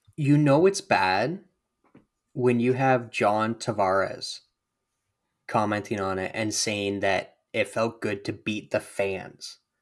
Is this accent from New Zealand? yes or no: no; Canada; we're Canadian